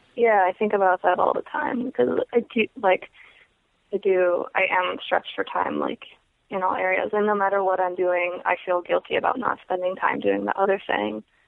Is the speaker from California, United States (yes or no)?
yes; Clear Lake, California, United States; I grew up a couple hours north of Oakland, um, in California, in a place called Clear Lake